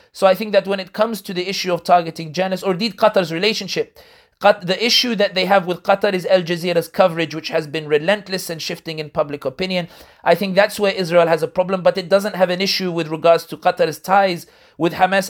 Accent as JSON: {"language": "English", "region": "London", "country": "United Kingdom", "tie": "born or raised there", "said": "people like me born and raised in London but originally from North Africa"}